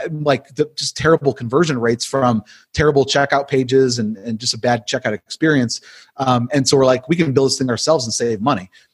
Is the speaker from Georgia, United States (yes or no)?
no; Buffalo, New York, United States; moved away as an adult; now in Wake Forest, United States; I'm originally from Buffalo, New York